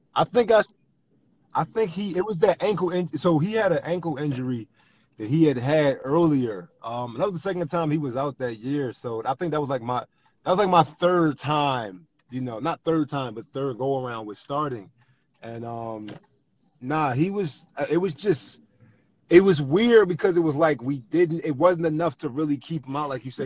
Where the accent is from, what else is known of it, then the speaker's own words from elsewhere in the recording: Philadelphia, Pennsylvania, United States; growing up in Philly and South Philly especially growing up in South Philly